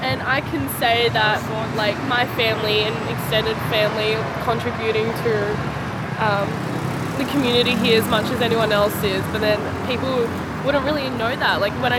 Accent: Sydney, New South Wales, Australia; I grew up in the West and now moving into, I guess, into the city and into the inner West

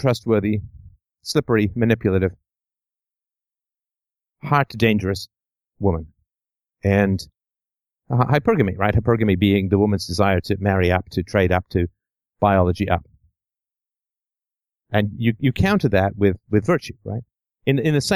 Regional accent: England, United Kingdom; I grew up in England in the 70s

